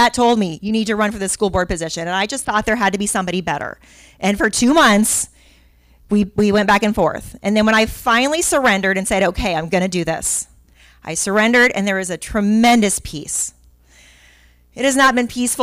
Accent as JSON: {"language": "English", "town": "Miami", "region": "Florida", "country": "United States", "tie": "born or raised there", "also_born_or_lived": "Pinellas County, Florida", "said": "I am a Florida native that I was born in Miami, and I've been in Pinellas County since 1996"}